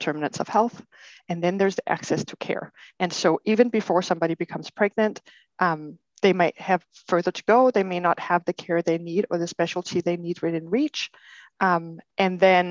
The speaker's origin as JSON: {"language": "English", "country": "Denmark", "tie": "born or raised there", "moved": "as an adult", "lives_now": "Portland, United States", "said": "I grew up in Denmark, and I have a degree as a chiropractor from Denmark"}